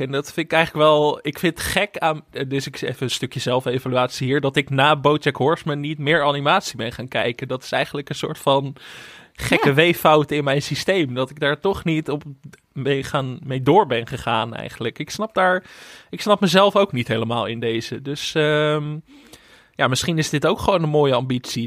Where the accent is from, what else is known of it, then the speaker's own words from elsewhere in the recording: Netherlands; als Nederlanders